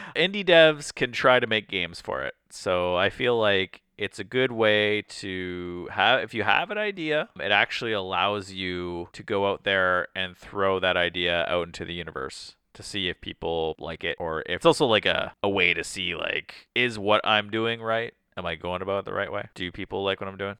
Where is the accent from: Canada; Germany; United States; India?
Canada; we're Canadian